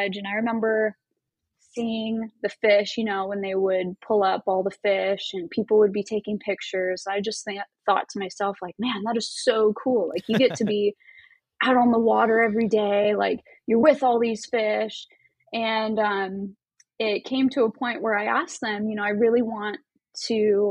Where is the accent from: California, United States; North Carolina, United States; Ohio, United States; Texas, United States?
California, United States; Anaheim; also born or lived in Huntington Beach / Alaska; now in San Diego, United States; I was born here in San Diego, but all my schooling for the most part, like elementary school, middle school, high school, that was all in Anaheim